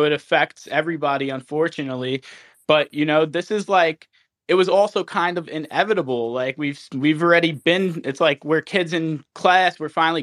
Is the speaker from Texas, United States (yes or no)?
no; New Jersey, United States; moved away; I'm originally from Jersey